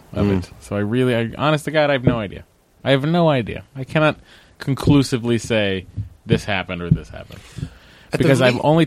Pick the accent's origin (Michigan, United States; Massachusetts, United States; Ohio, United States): Massachusetts, United States; being from Massachusetts. Growing up in a specific time period that we grew up in, being Catholic.